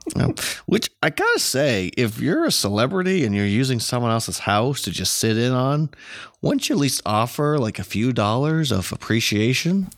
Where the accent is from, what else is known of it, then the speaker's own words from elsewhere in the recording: United States; as an American